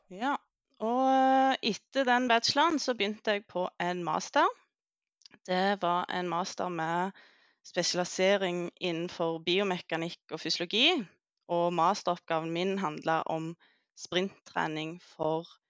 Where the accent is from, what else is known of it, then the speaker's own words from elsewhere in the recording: Jæren, Rogaland, Norway; moved away as an adult; also born or lived in Oslo; jeg kommer fra Jæren